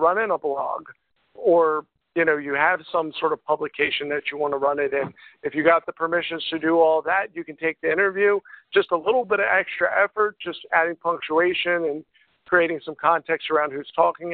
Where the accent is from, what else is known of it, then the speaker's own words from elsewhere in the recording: York, Pennsylvania, United States; I'm from York, Pennsylvania, all the way down here across the U.S.